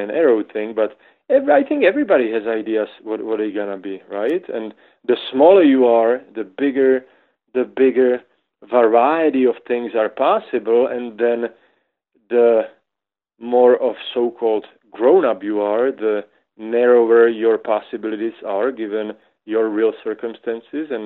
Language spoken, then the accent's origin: English; Moravia, Czechia; now in Boulder, United States; I'm from Czech Republic, and Czech Republic divides into kind of into two parts, and one is Bohemia and one is Moravia. So I am from Moravia